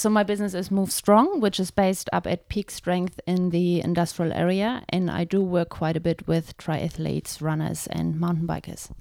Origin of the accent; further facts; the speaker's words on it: Germany; moved away as an adult; now in Taupo, New Zealand; I'm originally from Germany. And I've been in New Zealand now for eight years and have been living in Taupo ever